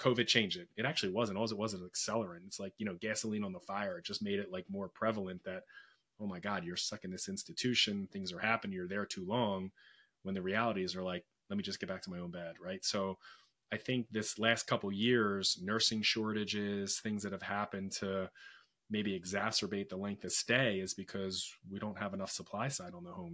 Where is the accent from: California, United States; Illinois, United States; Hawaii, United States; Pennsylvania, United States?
Pennsylvania, United States; Philadelphia; I was born and raised in Philadelphia